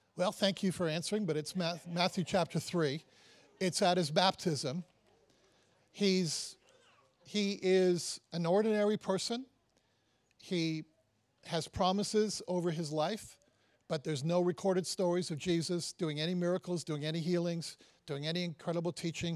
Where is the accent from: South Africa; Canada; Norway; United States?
Canada; Toronto, Ontario; I'm from Canada, I'm from Toronto